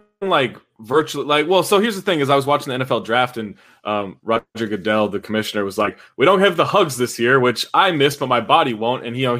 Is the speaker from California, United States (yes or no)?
yes; Sacramento, California, United States; Yeah, I grew up in Sacramento.